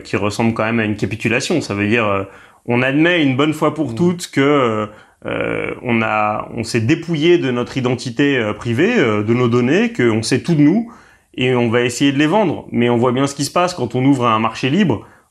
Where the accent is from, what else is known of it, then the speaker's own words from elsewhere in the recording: Paris, Île-de-France, France; je suis un Parisien